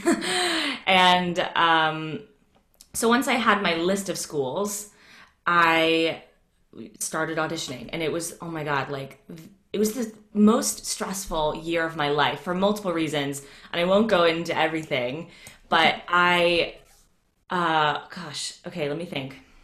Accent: Atlanta, Georgia, United States; moved away as an adult; now in United Kingdom; I grew up in Atlanta

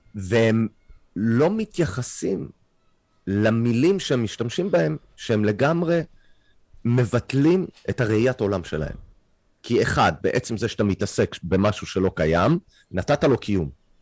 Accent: Canada; Hebrew is a second language; now in Israel; אני קנדי, העברית שלי לא משהו

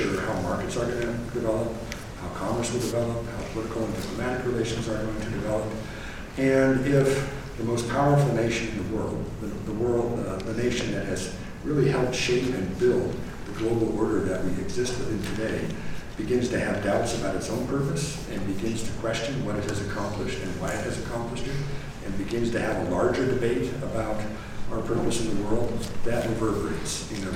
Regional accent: San Diego, California, United States; also born or lived in Minneapolis, Minnesota; I grew up in California, but I still have relatives here

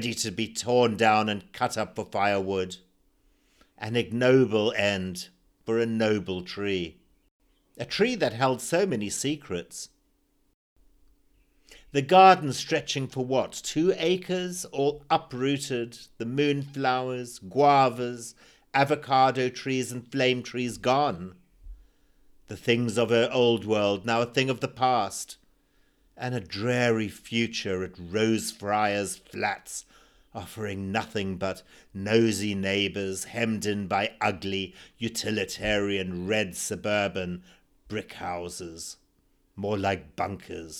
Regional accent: Zimbabwe; born or raised there

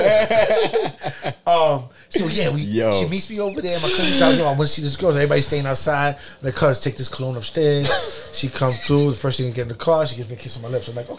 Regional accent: New York City, New York, United States; we're from the Bronx. We were all from Melrose Projects

